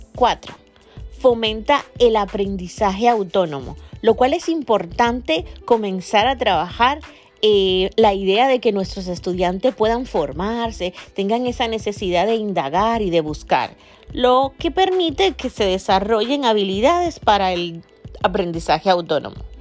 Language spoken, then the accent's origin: Spanish; Dominican Republic; acá en Dominicana, de donde soy yo, República Dominicana